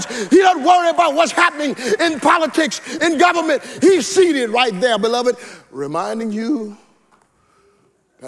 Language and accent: English; the South, United States; when I grew up in the South, we had outdoor toilets